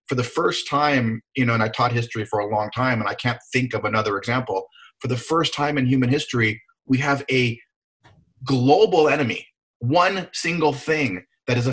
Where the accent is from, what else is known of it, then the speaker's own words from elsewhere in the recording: Hawaii, United States; I'm from Hawaii